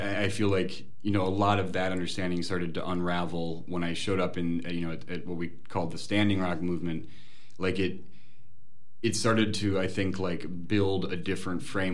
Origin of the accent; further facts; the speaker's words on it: Minneapolis, Minnesota, United States; also born or lived in Cape Town, South Africa / Burkina Faso; I was born in Cape Town, South Africa, Peace Corps parents. You know, I spent my first year and a half with monkeys and diapers in Burkina Faso. You know, but I was basically raised in the Twin Cities